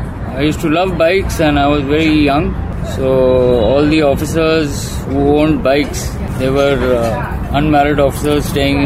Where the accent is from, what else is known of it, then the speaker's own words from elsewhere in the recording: Pathankot, Punjab, India; born there; I was born in Pathankot.